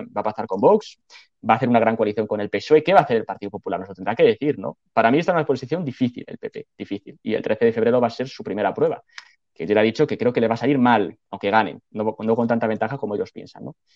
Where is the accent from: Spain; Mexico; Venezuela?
Spain; Castile and León; Y en Castilla y León, que es mi tierra